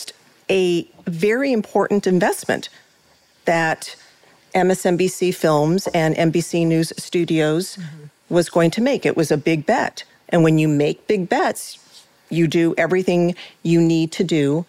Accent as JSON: {"language": "English", "country": "United States", "said": "I am an American"}